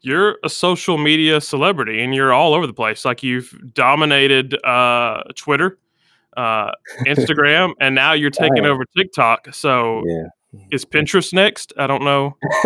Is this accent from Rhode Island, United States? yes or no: no; Alabama, United States; I'm from Alabama. I mean, I live in Alabama.